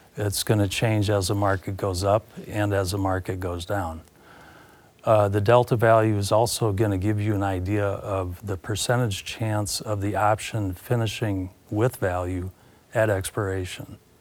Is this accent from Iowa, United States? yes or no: yes; Carroll, Iowa, United States; born and raised in Carroll, Iowa